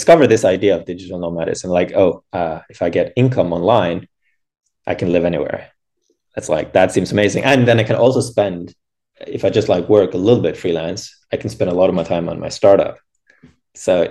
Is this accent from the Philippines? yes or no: no; Norway; moved away as an adult; now in San Francisco, United States; Originally from Norway.